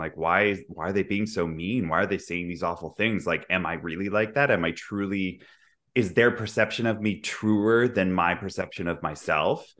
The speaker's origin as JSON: {"language": "English", "town": "Vancouver", "region": "British Columbia", "country": "Canada", "tie": "born or raised there", "also_born_or_lived": "Dubai / London / New York", "moved": "as an adult", "lives_now": "Toronto, Canada", "said": "I'm from Vancouver. I grew up there, but I also, I live in Toronto now"}